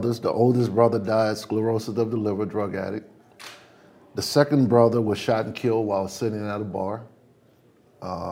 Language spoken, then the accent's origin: English; New Orleans, Louisiana, United States; I grew up in Holly Grove, same area, Lil Wayne, all of us from the same